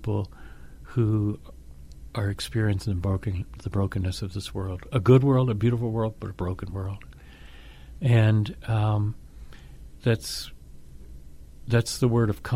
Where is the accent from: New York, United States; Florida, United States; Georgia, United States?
Georgia, United States; Atlanta; I grew up in Atlanta, Georgia